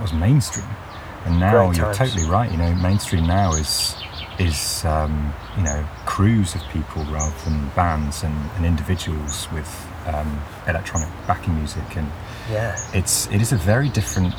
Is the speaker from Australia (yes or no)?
no; near Stratford, West Midlands, United Kingdom; I grew up near Stratford